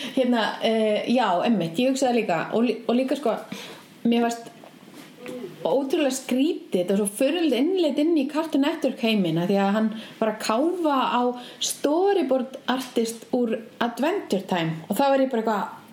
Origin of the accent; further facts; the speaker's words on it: Reykjavík, Capital Region, Iceland; ég kláraði tíundabökk upp í Breitholti